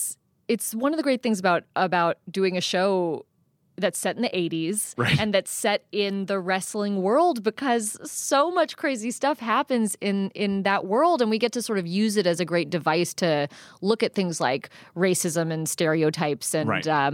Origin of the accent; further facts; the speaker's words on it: South Pasadena, California, United States; I grew up Hollywood adjacent. Yeah. I grew up in South Pasadena.